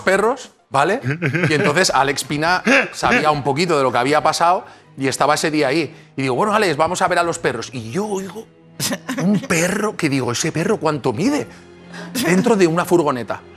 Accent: Benicàssim, Valencian Community, Spain; yo soy de Benicassim

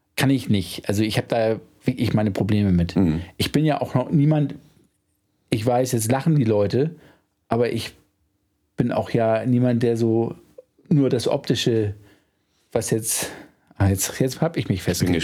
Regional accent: Hamburg, Germany; als Hamburger

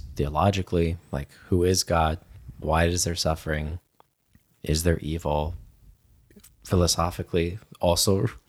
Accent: Germany; certainly growing up in Germany, that was, you know, a lot of the questions that I got as well

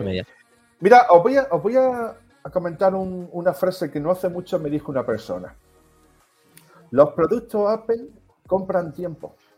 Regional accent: Melilla, Spain; yo soy de Melilla.

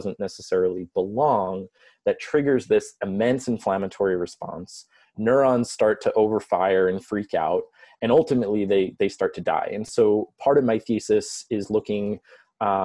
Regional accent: Long Island, New York, United States; moved away as an adult; also born or lived in Geneseo, New York; now in Chicago, United States; I'm originally from New York. So I grew up on Long Island about 30 miles east of New York City.

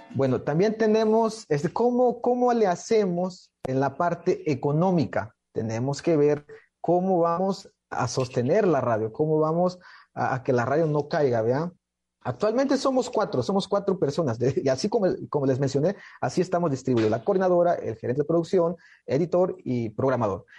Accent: Nuevo Francisco León, Chiapas, Mexico; soy del estado de Chiapas, de una comunidad que se llama Nuevo Francisco León, de la cultura Soque

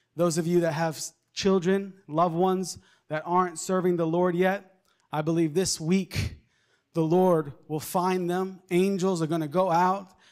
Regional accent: Long Island, New York, United States; moved away; I, I grew up in Long Island, New York.

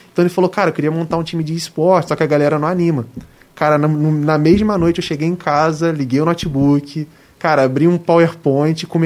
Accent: Rio de Janeiro, Brazil; a gente é do Rio

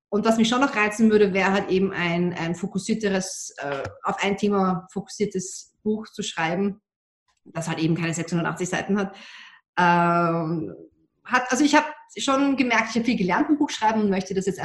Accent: Austria; was ich als Österreicherin immer schweren Herzen zugeben muss, ich bin mit einem Deutschen verheiratet.

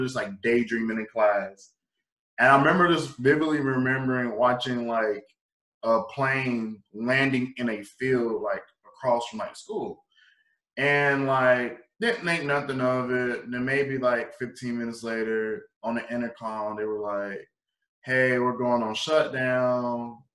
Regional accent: Marion, South Carolina, United States; also born or lived in Florence, South Carolina / Myrtle Beach, South Carolina; we're all from Marion. I was born in Florence, so then like my stomping ground became Myrtle Beach

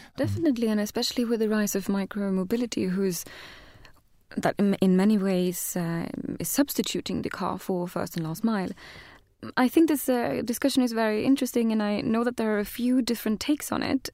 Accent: Sweden; I'm from Sweden

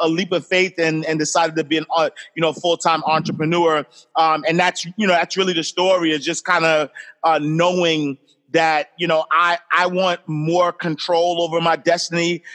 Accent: New York City, New York, United States; I grew up in Harlem.

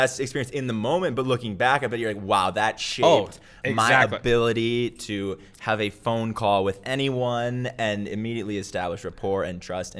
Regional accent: Minneapolis, Minnesota, United States; So I am originally from Minneapolis, Minnesota. Okay. So grew up there and then went to school at the University of Wisconsin

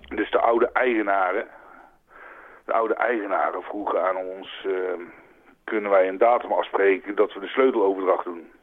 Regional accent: North Brabant, Netherlands; moved away as an adult; also born or lived in Utrecht; now in France; geboren in Utrecht en getogen in Brabant

